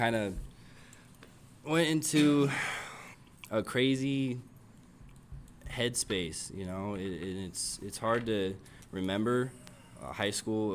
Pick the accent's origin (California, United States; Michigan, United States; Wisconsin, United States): California, United States; San Diego; I come from San Diego